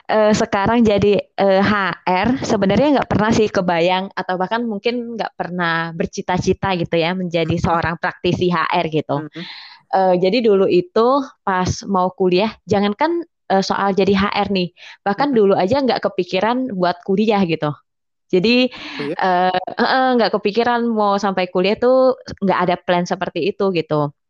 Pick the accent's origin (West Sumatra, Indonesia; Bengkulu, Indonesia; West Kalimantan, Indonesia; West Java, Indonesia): West Kalimantan, Indonesia; Singkawang; aku kan asalnya dari Singkawang nih dari Kalbar.